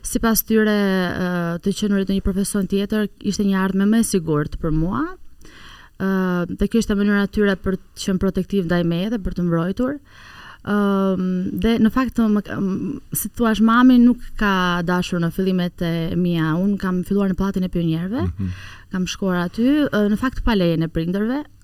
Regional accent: Tirana, Tirana County, Albania; unë un kam lindur në Tiran

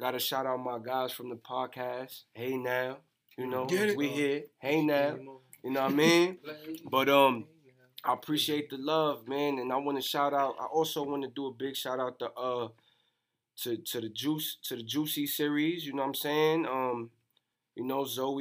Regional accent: New York City, New York, United States; I'm from the Bronx, 174th and Vice Avenue to be exact

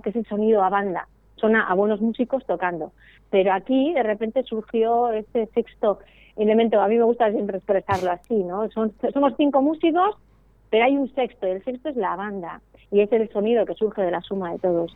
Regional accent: Eibar, Basque Country, Spain; yo soy de Ibar, que es un pueblo de Guipúzcoa

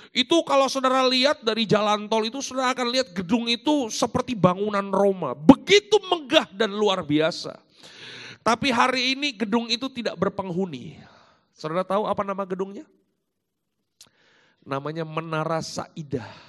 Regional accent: Jakarta, Indonesia; also born or lived in Malang; saya lahir dan besar di Jakarta tapi saya uh, dewasa di Malang di Jawa uh, Timur

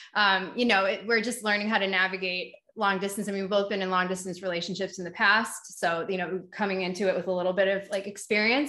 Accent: New Hampshire, United States; accent: Boston; moved away; I'm from New Hampshire, and it's very similar

